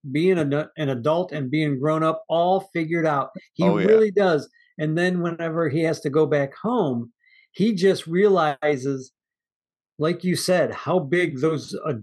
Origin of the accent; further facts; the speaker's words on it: Midwest, United States; I grew up in the Midwest